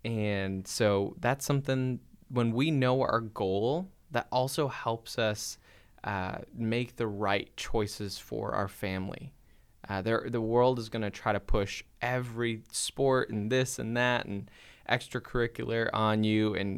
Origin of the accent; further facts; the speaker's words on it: Wisconsin, United States; Yeah, we grew up in Wisconsin on this like hobby farm.